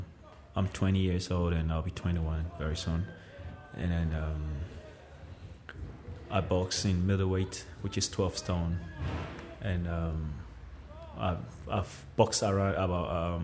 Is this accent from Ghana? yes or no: yes; Ghana; moved away as an adult; now in Ireland; originally from Ghana, and I've been boxing in St. Saviour's Boxing Club for 3 years now. I've been living in Ireland for 3 years. I'm 20 years old, and I'll be 21 very soon.